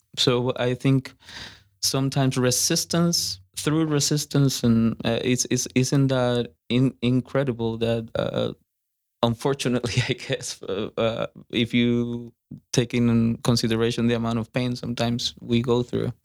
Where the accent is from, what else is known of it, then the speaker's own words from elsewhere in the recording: Costa Rica; moved away as an adult; now in Fort Worth, United States; I'm from Costa Rica. I've been here, uh, five years.